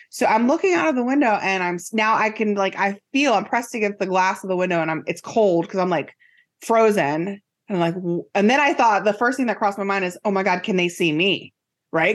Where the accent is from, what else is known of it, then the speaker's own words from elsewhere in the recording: Silver Spring, Maryland, United States; I grew up in Silver Spring, Maryland, and it's the suburb of D C